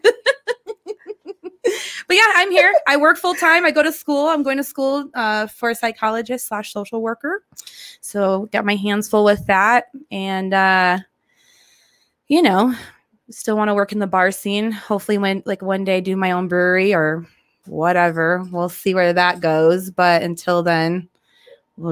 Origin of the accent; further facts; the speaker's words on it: Albuquerque, New Mexico, United States; also born or lived in New Baltimore, Michigan; We moved out here when I was about 9 or 10. And same thing, went to Sandia High School